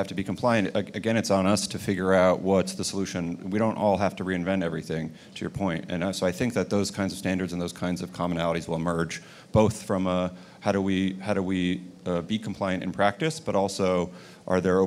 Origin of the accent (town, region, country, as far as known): United States